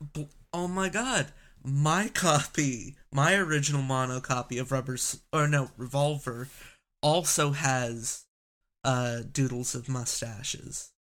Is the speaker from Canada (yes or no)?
yes; Canada; I'm Canadian